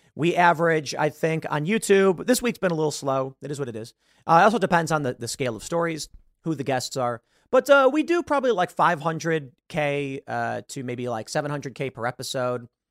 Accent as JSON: {"language": "English", "town": "Chicago", "region": "Illinois", "country": "United States", "said": "I'm from Chicago. I have Chicago sensibilities"}